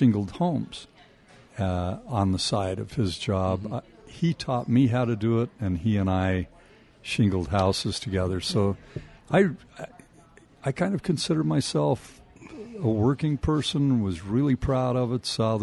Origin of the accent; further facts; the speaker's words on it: Salt Lake City, Utah, United States; also born or lived in Logan, Utah / Ogden, Utah; we moved away from Logan to Salt Lake City when I was 7. My dad came down as manager of the lumberyard here on 5th East.